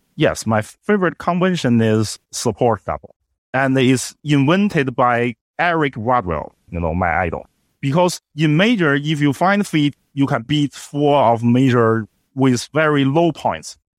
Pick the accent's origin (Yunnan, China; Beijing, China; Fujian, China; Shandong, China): Beijing, China; English is a second language; my hometown, Beijing